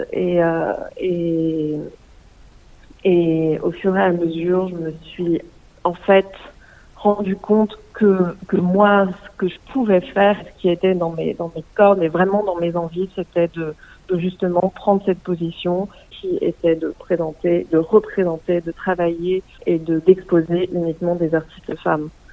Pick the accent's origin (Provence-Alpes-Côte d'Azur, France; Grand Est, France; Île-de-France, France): Grand Est, France; Alsace; moved away as an adult; also born or lived in Paris, France; now in Leipzig, Germany; je suis née en Alsace